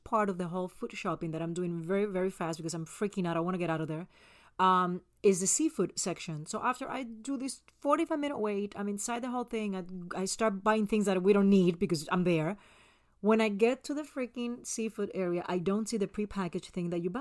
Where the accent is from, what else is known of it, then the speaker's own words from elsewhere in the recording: Puerto Rico; Growing up in Puerto Rico